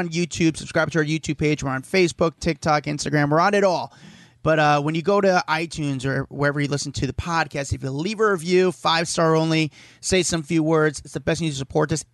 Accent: New York, United States; I'm a New Yorker

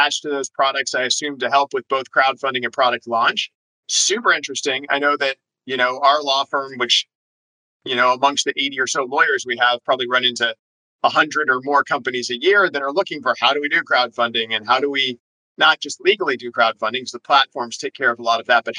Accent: United States; also born or lived in Switzerland; as an American

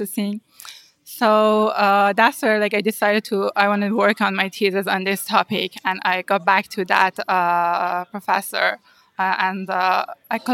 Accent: Iran; moved away as an adult; now in United States; one of the master program at the university in my hometown.

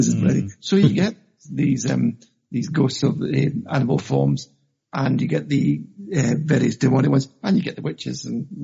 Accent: Glasgow, Scotland, United Kingdom; moved away; also born or lived in Dumfries; I was born in Glasgow actually myself

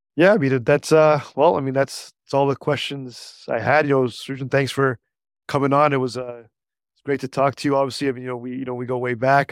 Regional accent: Canada; also born or lived in Niagara Falls; we're both Canadian

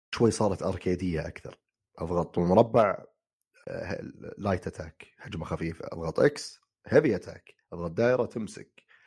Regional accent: Saudi Arabia; عندنا في السعوديه

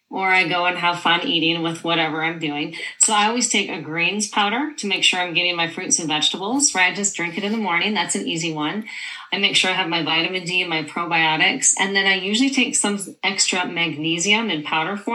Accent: Montana, United States; moved away as an adult; also born or lived in Southern California / Hawaii / San Diego; I grew up in Montana, but I lived for a decade in Southern California and Hawaii in sunshine areas.

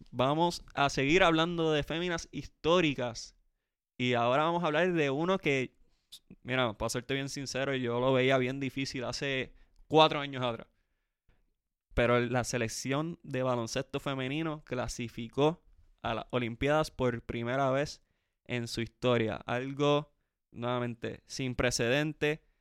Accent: Puerto Rico; yo soy boricua, para que tú lo sepas.

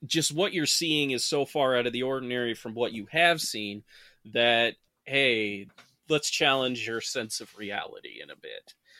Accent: Saranac Lake, New York, United States; a lot of the houses in my hometown, Sarnac Lake, are old.

